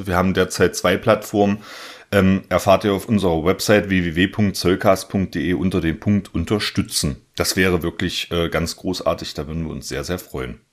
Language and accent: German; southeast Saxony-Anhalt, Germany; moved away; ich komme ja ursprünglich aus Sachsen-Anhalt, aus dem Südosten Sachsen-Anhalts, ähm, aus dem Zweistromland zwischen Elbe und Mulde